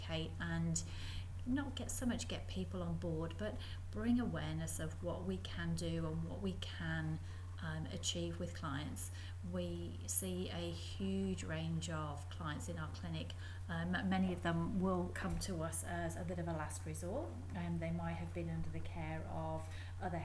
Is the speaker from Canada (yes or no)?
no; Coventry, West Midlands, United Kingdom; moved away as an adult; also born or lived in Middlesbrough, England / Saudi Arabia; now in Perth, Australia; I was born and raised in Coventry, which is in the middle of the UK